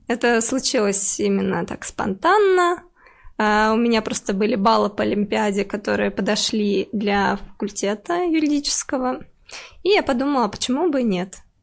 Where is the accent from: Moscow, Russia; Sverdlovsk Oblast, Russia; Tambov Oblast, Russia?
Tambov Oblast, Russia; moved away; я из Тамбовской области, и я действительно училась там в деревне